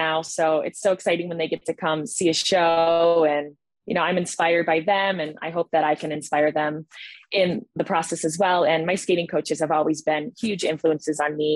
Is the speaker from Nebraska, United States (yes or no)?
no; Jamestown, New York, United States; I was born and raised in Jamestown, New York